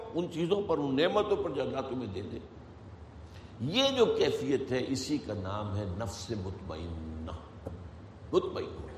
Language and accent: Urdu; India; میں اگر ہندوستان میں پیدا ہوا